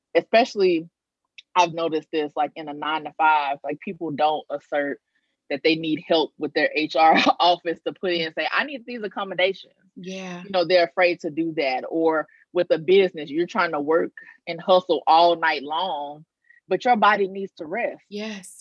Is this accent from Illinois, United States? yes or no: no; Arkansas, United States; also born or lived in Maryland; now in New Orleans, United States; I'm originally from Arkansas, so getting back closer to home